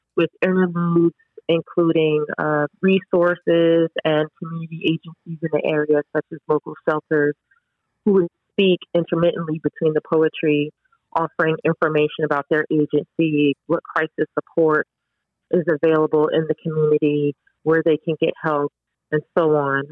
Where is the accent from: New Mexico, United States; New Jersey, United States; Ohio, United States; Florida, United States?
New Jersey, United States; growing up in Jersey